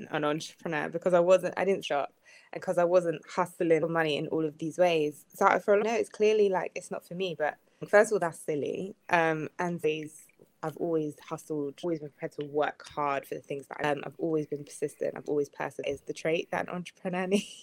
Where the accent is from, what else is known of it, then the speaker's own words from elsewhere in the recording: United Kingdom; I'm black British